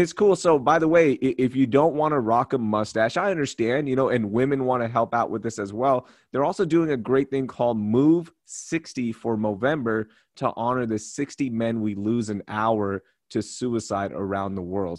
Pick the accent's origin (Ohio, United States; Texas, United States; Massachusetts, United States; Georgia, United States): Texas, United States; Houston; also born or lived in Karachi, Pakistan / Sugar Land, Texas; I grew up in Houston, Texas, and Sugarland, Texas, but I am a first generation immigrant